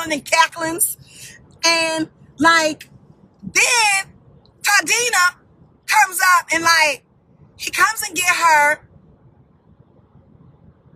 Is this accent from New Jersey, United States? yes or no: no; Baltimore, Maryland, United States; I'm from Baltimore